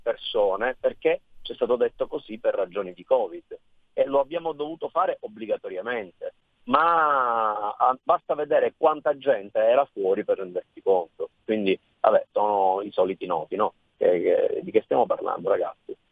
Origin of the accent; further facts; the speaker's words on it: Sicily, Italy; io sono nato e cresciuto in Sicilia